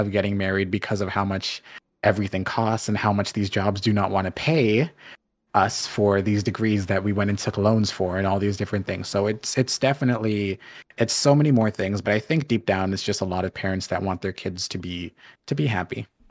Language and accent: English; Canada; also born or lived in Jamaica (ancestry); I'm Jamaican, but I'm first generation Canadian